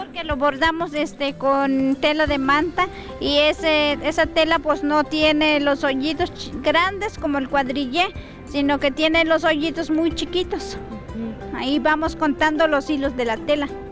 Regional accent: Tancanhuitz, San Luis Potosí, Mexico; yo vengo de la comunidad de Tamaletó, municipio de Tancanguitz, San Luis Potosí

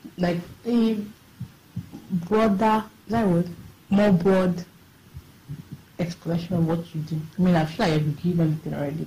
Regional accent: Ikono, Akwa Ibom, Nigeria; But I'm from Akwa Ibom. I'm from the Ikono.

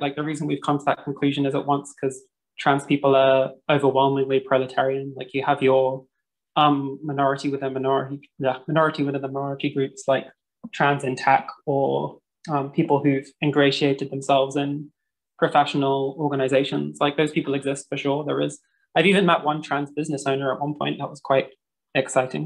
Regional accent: London, United Kingdom; now in Vienna, Austria; I am a Londoner based in Vienna.

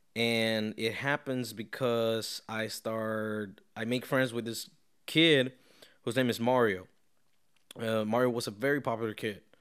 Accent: Caracas, Capital District, Venezuela; now in Tampa, United States; I am from Caracas, Venezuela.

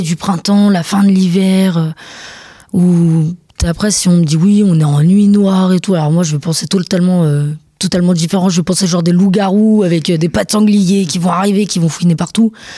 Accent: Montargis, Centre-Val de Loire, France; je viens pas d'Orléans précisément, je viens de Montargis

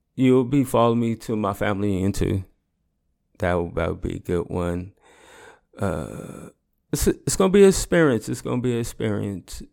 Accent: the Bay Area, California, United States; I'm from the Bay

